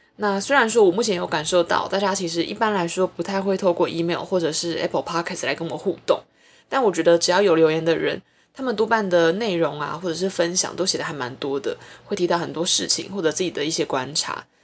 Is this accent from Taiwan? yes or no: yes; Taiwan; 作为一个台湾人